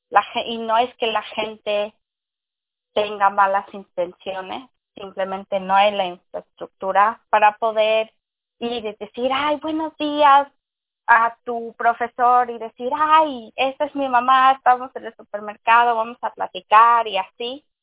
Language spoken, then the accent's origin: Spanish; Mexico; Sí, sí, yo me considero latina porque soy mexicana.